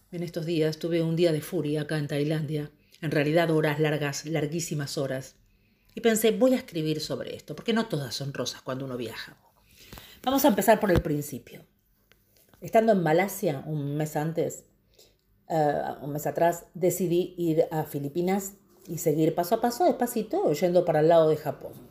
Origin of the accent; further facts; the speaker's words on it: Argentina; moved away; De hecho, cuando salí de Argentina, mi ticket era Argentina, Bangkok.